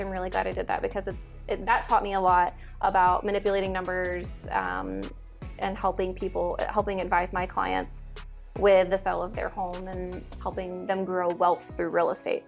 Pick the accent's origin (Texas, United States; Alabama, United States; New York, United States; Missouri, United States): Alabama, United States; moved away as an adult; also born or lived in Nashville, Tennessee; I grew up in Alabama